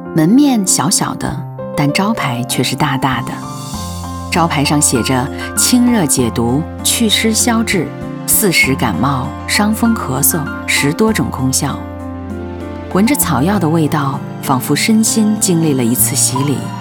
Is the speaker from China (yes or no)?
yes; Harbin, Heilongjiang, China; 我出生的这座城市